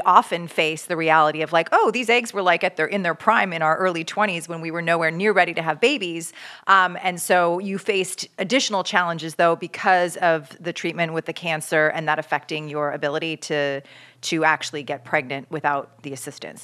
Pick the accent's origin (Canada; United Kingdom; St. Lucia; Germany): Canada; now in United States; I'm from Canada originally